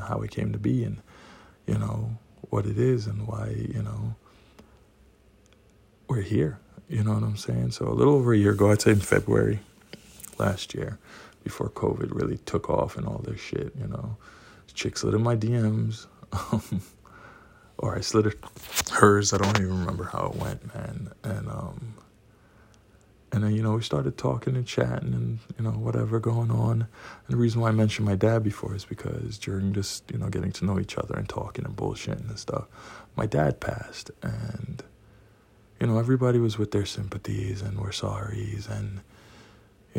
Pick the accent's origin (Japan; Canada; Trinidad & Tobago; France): Trinidad & Tobago; now in New York City, United States; I'm from Trinidad. Live in New York City.